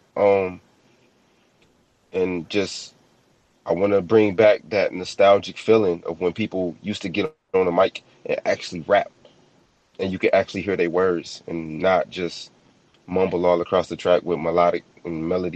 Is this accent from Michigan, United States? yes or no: yes; Michigan, United States; I come from Michigan